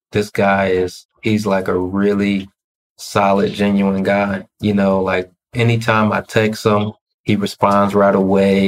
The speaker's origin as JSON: {"language": "English", "region": "Ohio", "country": "United States", "moved": "yes", "said": "I'm originally from Ohio"}